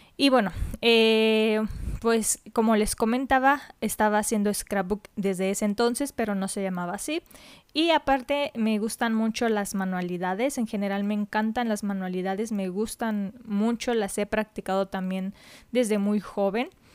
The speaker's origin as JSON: {"language": "Spanish", "country": "Mexico", "said": "soy de México, entonces en mi país descubrí"}